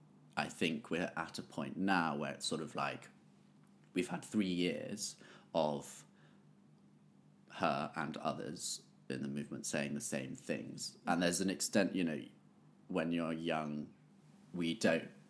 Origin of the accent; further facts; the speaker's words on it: Bath, South West England, United Kingdom; I grew up in Bath